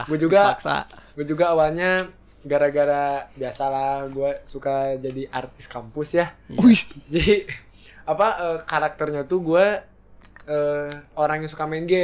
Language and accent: Indonesian; Sukabumi, West Java, Indonesia; Saya dari Sukabumi.